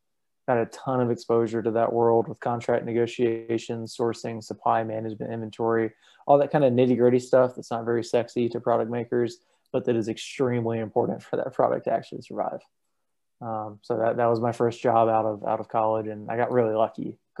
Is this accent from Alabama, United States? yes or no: yes; Tuscaloosa, Alabama, United States; also born or lived in Southeast US; I'm from all over the place. My parents served in the military. My dad was active duty Army for 28 years. So I've lived all over the Southeast. Tuscaloosa, Alabama is where I call home.